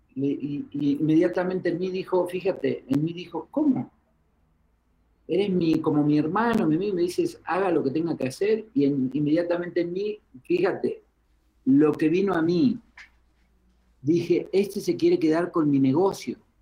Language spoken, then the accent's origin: Spanish; Uruguay; moved away as an adult; also born or lived in Argentina; now in Mexico; Soy de Uruguay